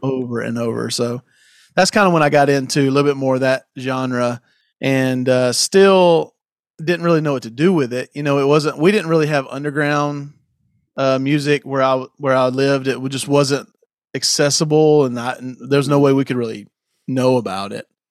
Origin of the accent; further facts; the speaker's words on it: South Carolina, United States; I, I grew up in South Carolina